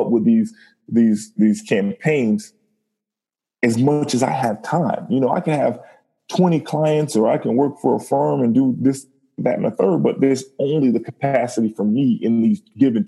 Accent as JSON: {"language": "English", "town": "Miami", "region": "Florida", "country": "United States", "tie": "born or raised there", "said": "Born and raised in Miami"}